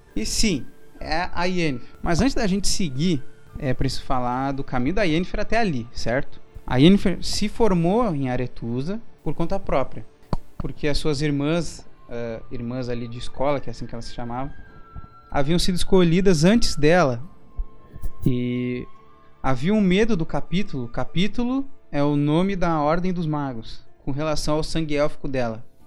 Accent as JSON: {"language": "Portuguese", "country": "Brazil", "said": "eu sou brasileiro"}